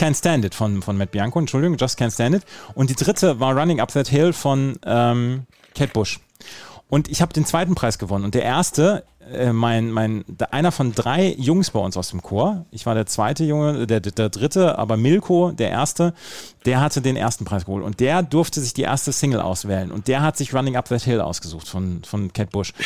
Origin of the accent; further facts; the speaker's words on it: Bad Oeynhausen, North Rhine-Westphalia, Germany; bei uns in Rehme, das ist so der tiefste Punkt quasi